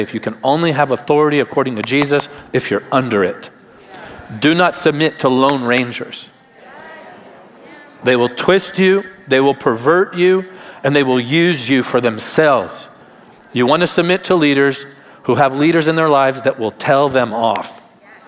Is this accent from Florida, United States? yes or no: yes; Tarpon Springs, Florida, United States; Where I grew up in Tarpon Springs